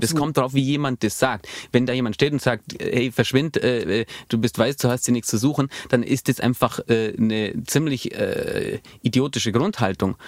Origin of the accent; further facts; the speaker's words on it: Allgäu, Bavaria, Germany; bei uns im Allgäu